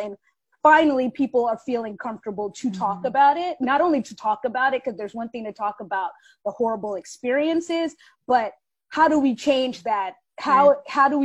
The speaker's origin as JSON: {"language": "English", "town": "Washington", "region": "District of Columbia", "country": "United States", "tie": "born or raised there", "also_born_or_lived": "New York", "moved": "as an adult", "said": "I was born and raised in Southwest DC"}